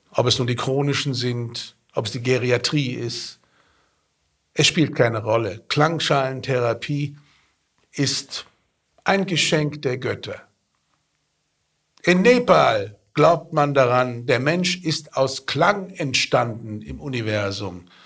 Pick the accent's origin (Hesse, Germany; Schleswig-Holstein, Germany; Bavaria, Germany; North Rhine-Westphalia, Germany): Hesse, Germany; Petersberg; Und ich sag, ich komme aus Fulda. Ach, ich komme auch aus Fulda. Ja, wo denn da? Ich sag, Petersberg.